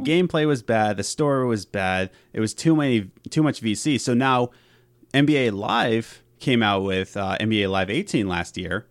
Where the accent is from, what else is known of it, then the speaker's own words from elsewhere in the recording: Philadelphia, Pennsylvania, United States; we're from Philadelphia.